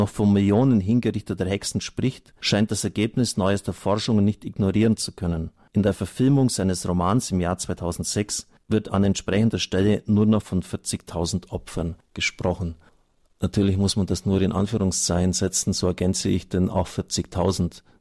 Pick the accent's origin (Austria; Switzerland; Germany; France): Austria; Fischau, Lower Austria; Allein aus meiner Gemeinde, wo ich herkomme, Fischau, sind Dutzende Juden abtransportiert worden in Viehwägen.